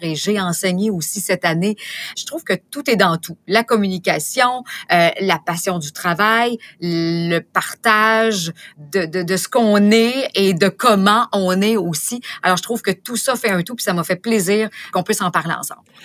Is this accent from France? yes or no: no; Beauce, Quebec, Canada; je suis native de la Beauce